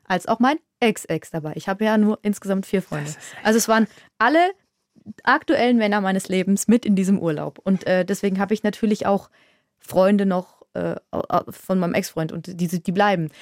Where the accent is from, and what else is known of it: Würzburg, Bavaria, Germany; born or raised there